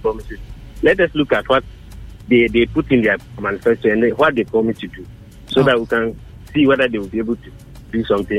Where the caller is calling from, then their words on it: Accra, Greater Accra, Ghana; I'm calling from Accra.